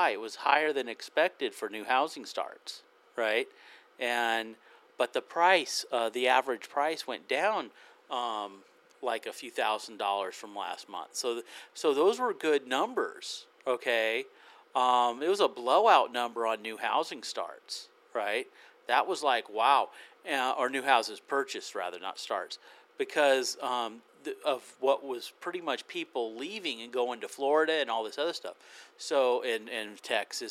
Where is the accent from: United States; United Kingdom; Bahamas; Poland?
United Kingdom; I am British.